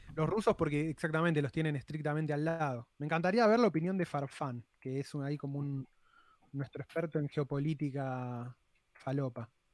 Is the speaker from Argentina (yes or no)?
yes; Argentina